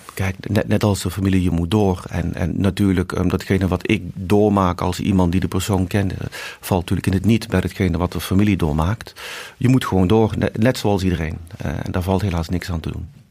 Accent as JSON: {"language": "Dutch", "town": "Eindhoven", "region": "North Brabant", "country": "Netherlands", "tie": "born or raised there", "moved": "as an adult", "lives_now": "Mumbai, India", "said": "ik ben geboren in Eindhoven"}